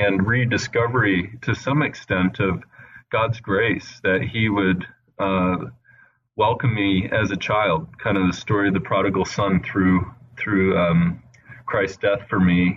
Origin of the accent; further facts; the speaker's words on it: Indianapolis, Indiana, United States; also born or lived in California / Italy; now in Wheaton, United States; I grew up mostly in the Midwest in Indiana, but I was born in California and spent a little bit of time in Italy with my family. And then we ended up settling for the most part in the Indianapolis area.